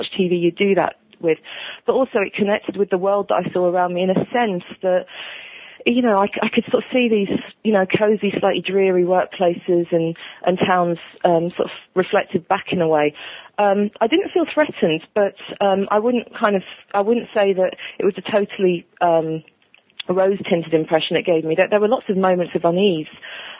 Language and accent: English; United Kingdom; as British viewers